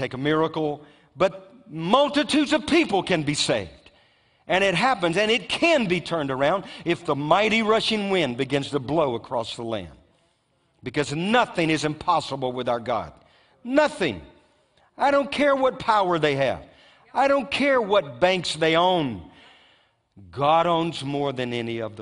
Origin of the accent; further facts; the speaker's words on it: Louisiana, United States; my home state of Louisiana